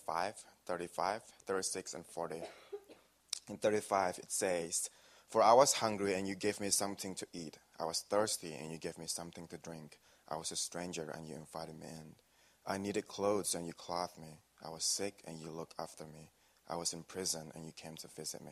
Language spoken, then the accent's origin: English; Indonesia; now in Wisconsin, United States; I came from a small town in Indonesia